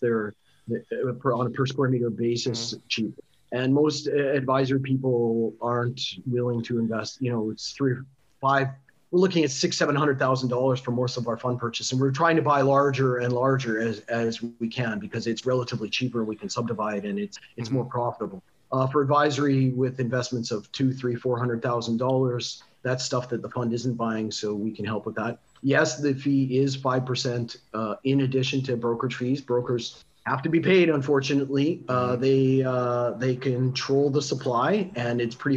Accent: Canada; also born or lived in Montenegro; now in Kiev, Ukraine; maybe I'm Canadian

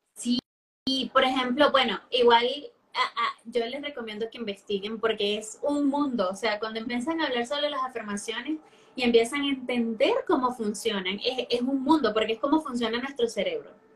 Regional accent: Venezuela; first language Spanish; now in Chile; soy nativa de español, soy de Venezuela pero vivo en Chile

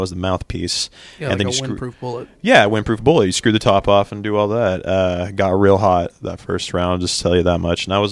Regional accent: Tulsa, Oklahoma, United States; I'm from Tulsa, born and raised

